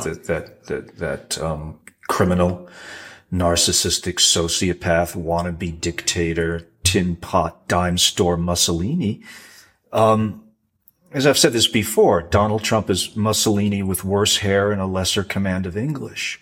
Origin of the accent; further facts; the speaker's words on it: Rhode Island, United States; growing up in Rhode Island playing pond hockey with fishermen's kids